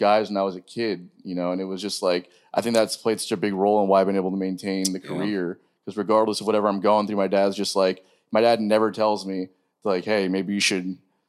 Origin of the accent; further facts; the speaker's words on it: Pembroke Pines, Florida, United States; I'm from Pembroke Pines.